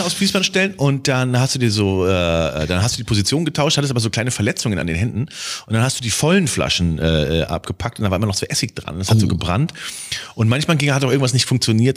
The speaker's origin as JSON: {"language": "German", "country": "Germany", "said": "wir als Deutsche"}